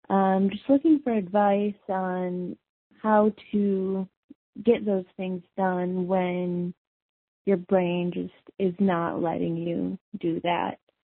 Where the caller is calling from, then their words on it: Wisconsin, United States; I'm from Wisconsin.